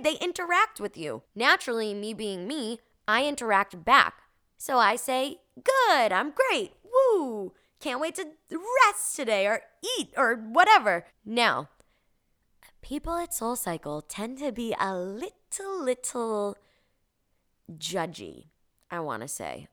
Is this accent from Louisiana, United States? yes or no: no; Revere, Massachusetts, United States; moved away; I was born and raised in Boston, specifically Revere, Massachusetts, which is a little city a couple minutes outside of Boston.